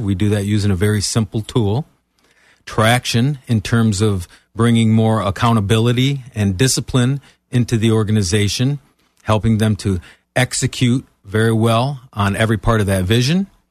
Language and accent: English; Michigan, United States; moved away as an adult; now in Florida, United States; I'm originally from Michigan